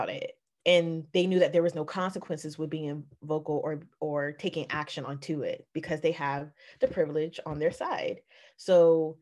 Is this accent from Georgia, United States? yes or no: yes; Atlanta, Georgia, United States; also born or lived in Richmond, Virginia / Stone Mountain, Georgia; I was born in Richmond, Virginia, moved down to Atlanta, Georgia in the 90s, went in Stone Mountain